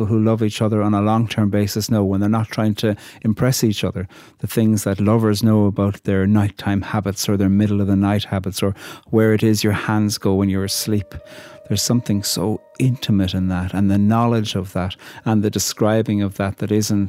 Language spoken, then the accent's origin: English; Ireland; a poet from Ireland